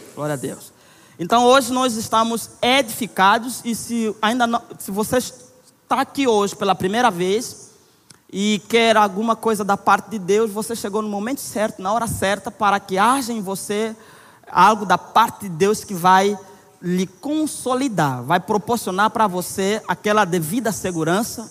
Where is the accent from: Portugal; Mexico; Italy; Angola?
Angola; now in Brazil; Eu sou angolano, casado com Nayara